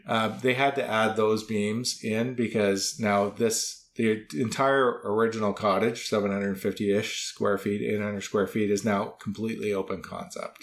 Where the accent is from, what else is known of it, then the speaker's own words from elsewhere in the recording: Waterloo, Ontario, Canada; moved away; I'm originally from Waterloo